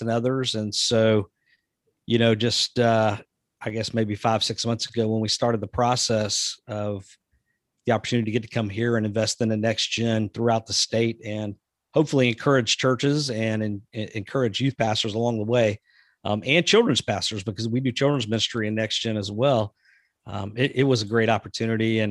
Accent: the South, United States; also born or lived in Texas; now in Georgia, United States; I'm from the South

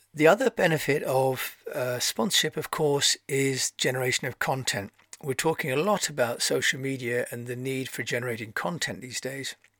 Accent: Canterbury, South East England, United Kingdom; I'm from Canterbury

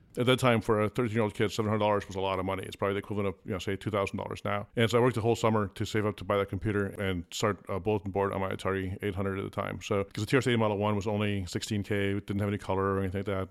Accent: Cleveland, Ohio, United States; born or raised there; first language Afrikaans; English is a second language; also born or lived in Pretoria, South Africa

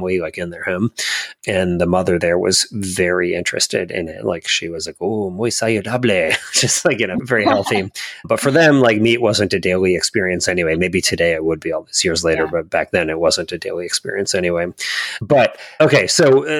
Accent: Columbia, Maryland, United States; I grew up in near Columbia, Maryland

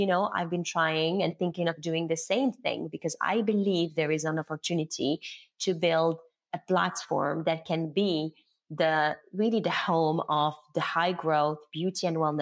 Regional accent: Morocco; moved away as an adult; also born or lived in Paris, France; I was born and raised in Morocco. So I am Moroccan

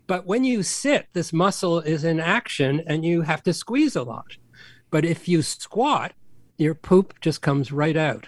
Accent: Canada; I'm Canadian

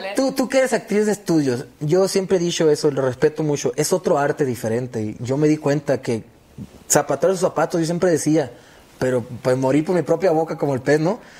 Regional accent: Hermosillo, Sonora, Mexico; moved away as an adult; now in Los Angeles, United States; Yo soy allá de Hermosillo, Sonora, y hace 10 años yo me fui para, para los Estados Unidos.

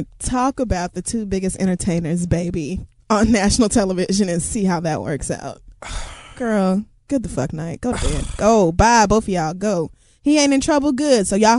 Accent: Oklahoma, United States; I grew up in Oklahoma, so every

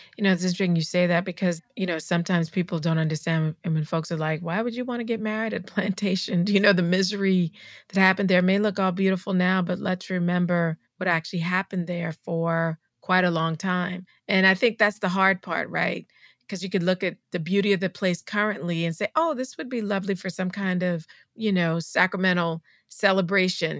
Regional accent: Charleston, South Carolina, United States; I'm from Charleston, South Carolina

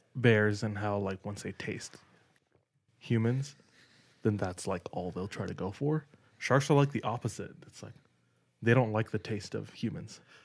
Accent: Hawaii, United States; moved away; I'm from Hawaii

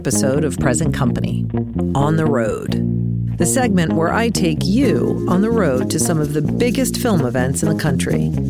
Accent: Colorado, United States; I grew up in Colorado.

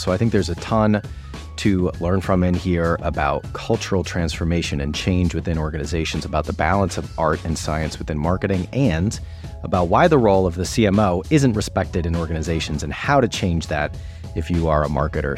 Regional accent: United States; as an American and at that time somebody working at Vayner

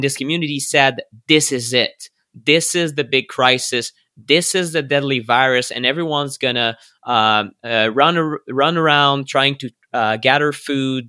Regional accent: Canada; I'm a Canadian

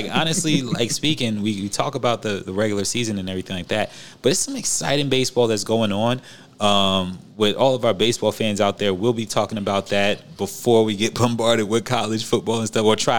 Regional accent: New York City, New York, United States; I'm from Queens, where the Mets play

